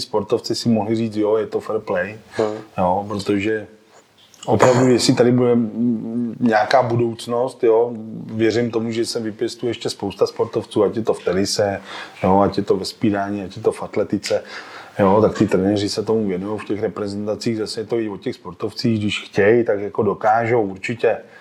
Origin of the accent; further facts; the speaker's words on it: Sokolov, Karlovy Vary Region, Czechia; also born or lived in Klatovy / Prague; jsem rodilej Klatovák, jo, pocházím z Klatov, ale eh, od raného dětství jakoby bydlím v Sokolově, protože se tam rodiče předstěhovali